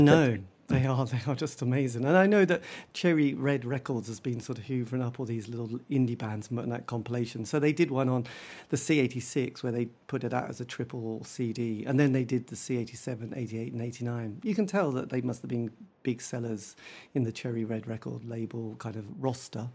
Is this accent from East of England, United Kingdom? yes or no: yes; Norwich, East of England, United Kingdom; I'm from Norwich. We didn't really have a huge music scene in Norwich